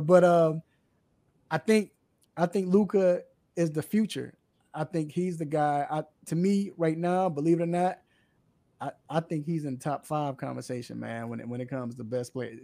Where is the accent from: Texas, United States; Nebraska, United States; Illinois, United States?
Illinois, United States; Chicago; moved away; I'm originally from Chicago.